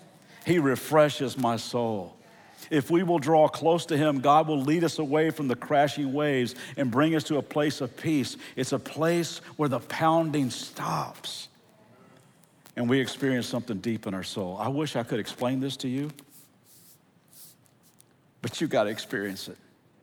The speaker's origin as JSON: {"language": "English", "region": "Central Kentucky", "country": "United States", "also_born_or_lived": "California", "moved": "yes", "said": "I'm from Central Kentucky. Actually, we just moved 2 weeks ago from California back to Kentucky to help with family. And Central Kentucky is a beautiful place."}